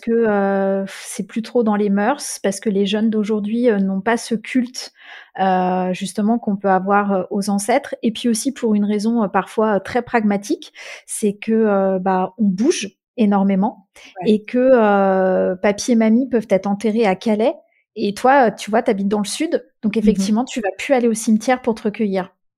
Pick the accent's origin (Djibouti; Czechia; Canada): Czechia; en République tchèque c'est de là d'où je viens et c'est de, ces racines-là desquelles je, me sens le, le plus proche